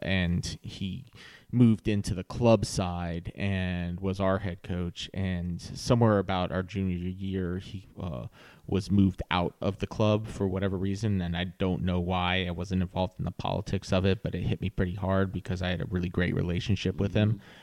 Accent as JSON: {"language": "English", "town": "Virginia Beach", "region": "Virginia", "country": "United States", "tie": "born or raised there", "also_born_or_lived": "Norfolk, Virginia", "moved": "yes", "lives_now": "Raleigh-Durham, United States", "said": "I grew up in Virginia Beach"}